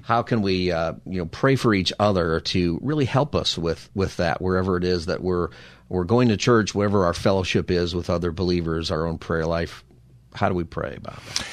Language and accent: English; Palmdale, California, United States; also born or lived in San Diego; now in Los Angeles, United States; I grew up in Palmdale